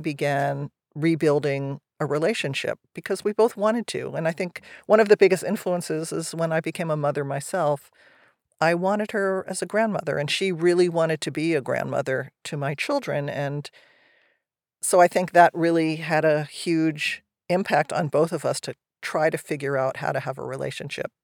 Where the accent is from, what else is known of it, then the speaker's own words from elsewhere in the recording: New Jersey, United States; now in California, United States; I grew up in New Jersey. I ended up in California.